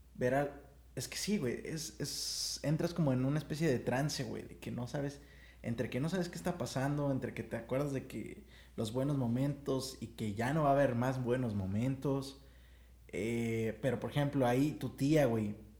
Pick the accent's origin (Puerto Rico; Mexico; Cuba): Mexico